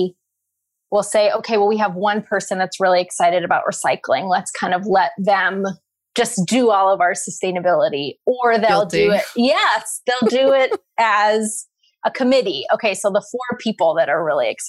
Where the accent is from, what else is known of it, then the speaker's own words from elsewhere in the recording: Pacific Northwest, United States; I grew up in the Pacific Northwest